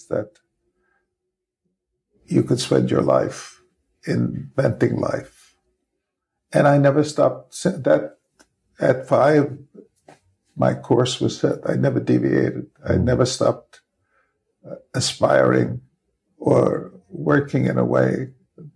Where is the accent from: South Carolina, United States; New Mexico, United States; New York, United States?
New York, United States; New York City; I grew up in the Bronx